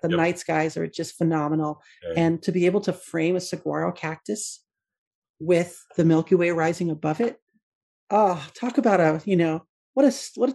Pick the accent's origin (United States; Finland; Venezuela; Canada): United States; West Texas; moved away; I was born in Western Texas